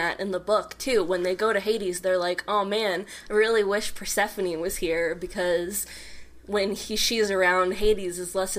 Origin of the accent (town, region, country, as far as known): St. Louis, Missouri, United States; born or raised there; moved away